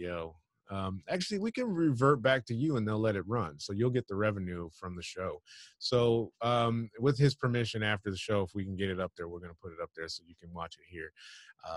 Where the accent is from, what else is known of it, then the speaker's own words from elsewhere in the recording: New York, United States; I'm from New York.